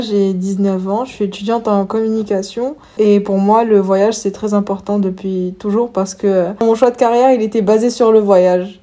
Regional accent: Morocco; moved away as an adult; now in Lyon, France; je viens du Maroc et j'ai grandi dans un contexte où euh, on m'a appris d'avoir peur

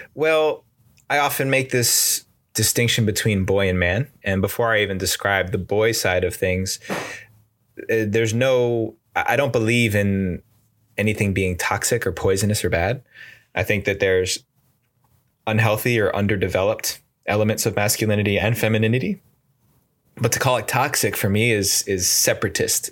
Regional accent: outside of New York City, United States; moved away as an adult; now in California, United States; I grew up in the East Coast outside of New York City

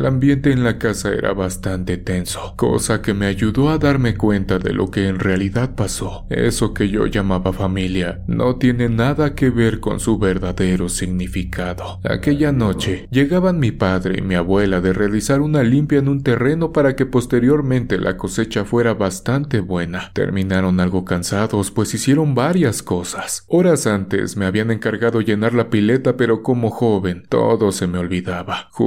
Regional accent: Catemaco, Veracruz, Mexico; Soy Jarocho. He trabajado como operador muchos años. Como antecedente, déjenme decirles que provengo de Veracruz, tierra de magos y hechiceros que son muy conocidos en todo el mundo. Así es, Catemaco es mi pueblo.

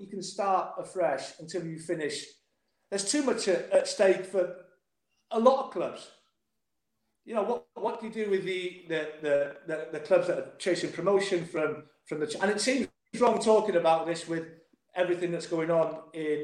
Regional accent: North Wales, United Kingdom; I'm from North Wales. I'm from a little village in North Wales

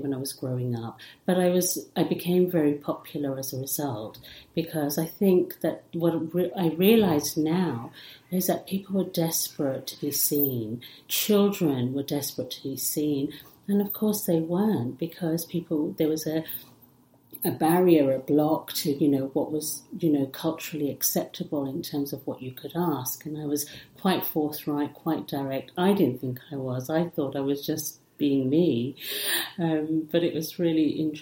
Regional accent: England, United Kingdom; English is a second language; also born or lived in Africa / India; I'm Indian originally, but grew up in England

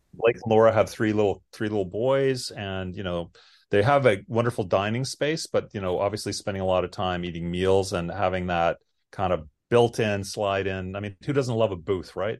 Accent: Canada; moved away as an adult; now in Austin, United States; I'm Canadian, I'm from the north

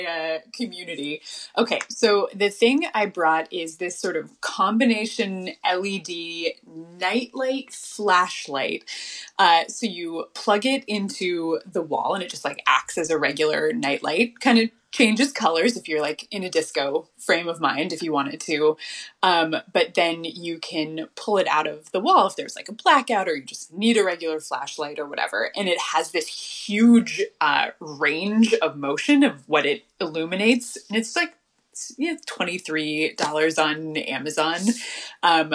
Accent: Southern California, United States; also born or lived in Boston / New York; growing up in Southern California

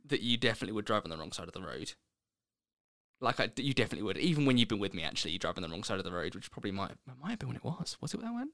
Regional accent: East Grinstead, South East England, United Kingdom; moved away as an adult; also born or lived in Leicester / Birmingham; I grew up in Sussex, in a little town called, I say little town, in a town called East Grinstead.

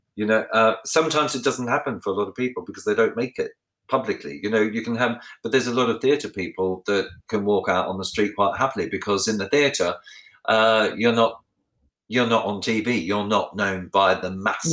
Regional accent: Ballarat, Victoria, Australia; where I grew up in Ballarat, where I lived

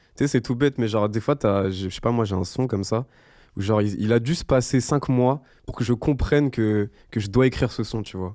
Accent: Madagascar; je fais jeune parce que je suis malgache

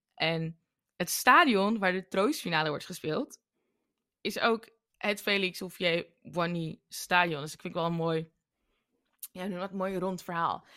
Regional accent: Suriname; now in Netherlands; ik als Surinamer

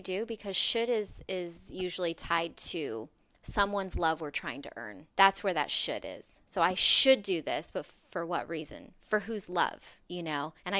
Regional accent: Las Vegas, Nevada, United States; I come from Las Vegas, so I was working in the casino industry

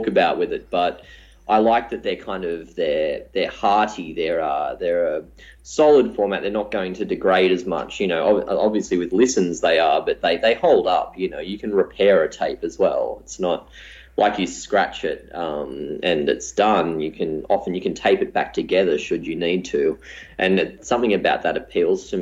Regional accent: Newcastle, New South Wales, Australia; moved away; also born or lived in Melbourne; I hadn't ever made any music growing up in Newcastle

